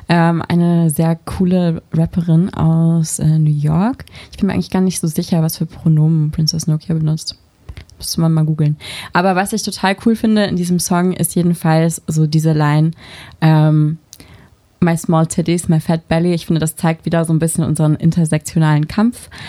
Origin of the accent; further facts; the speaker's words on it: North Germany, Germany; ich bin in Norddeutschland auf dem Land aufgewachsen